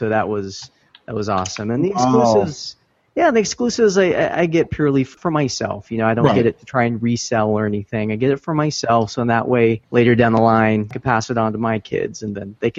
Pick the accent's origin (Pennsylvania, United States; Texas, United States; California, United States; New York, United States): California, United States; Sacramento; And I'm from the Sacramento area, so there's a lot of the smaller cons here.